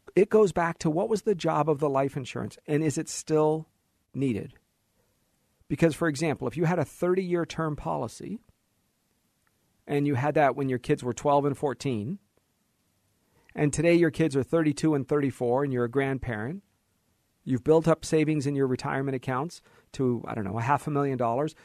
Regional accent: United States; As an American

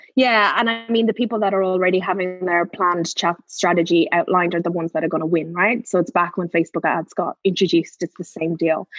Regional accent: Ireland; I'm Irish

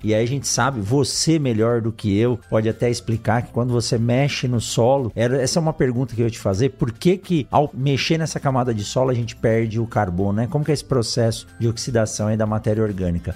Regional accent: São Paulo, Brazil; also born or lived in Botucatu; eu nasci em São Paulo, na capital, mas morei quase 10 anos em Botucatu, onde eu fiz a minha graduação, meu doutorado

